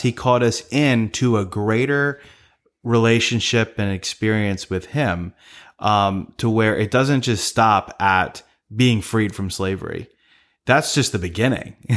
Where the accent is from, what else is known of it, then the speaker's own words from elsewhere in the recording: Maryland, United States; we're from Maryland